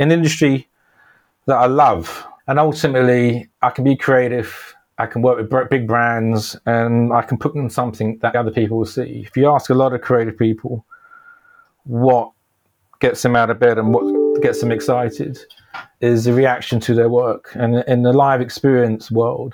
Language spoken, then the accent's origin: English; London, United Kingdom; I grew up in North London, a place called Palmer's Green